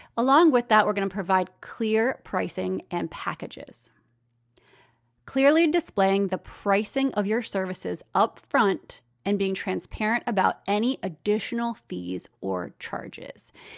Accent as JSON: {"language": "English", "country": "United States", "accent": "American", "said": "my American accent."}